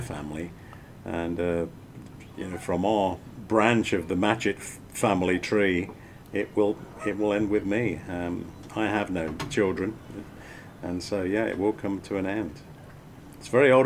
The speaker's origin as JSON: {"language": "English", "region": "England", "country": "United Kingdom", "tie": "born or raised there", "also_born_or_lived": "France", "moved": "as an adult", "lives_now": "North America", "said": "as a kid growing up in England"}